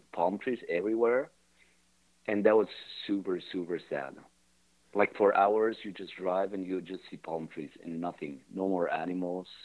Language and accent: English; Geneva, Switzerland; Oh, Geneva.